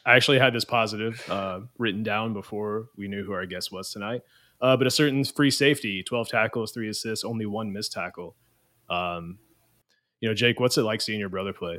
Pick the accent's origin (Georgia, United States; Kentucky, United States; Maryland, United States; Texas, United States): Kentucky, United States; Louisville; I'm actually from Louisville. I live there currently